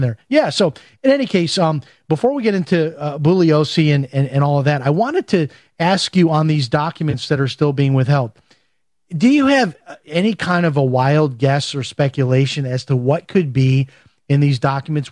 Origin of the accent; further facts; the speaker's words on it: Chicago, Illinois, United States; I'm from Chicago